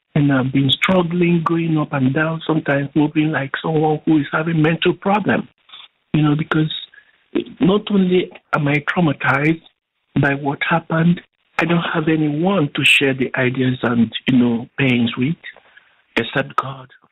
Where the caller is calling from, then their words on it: Canada; I'm calling from Canada.